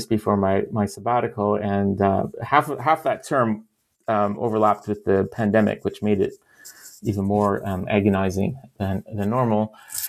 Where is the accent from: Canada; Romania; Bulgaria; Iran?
Canada; London, Ontario; moved away; also born or lived in Toronto / Oxford; I grew up in London, Ontario